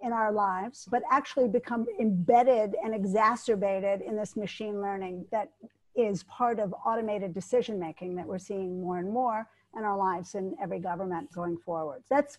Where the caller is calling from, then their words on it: Geneva, Switzerland; Hi, I'm calling in from Geneva, Switzerland.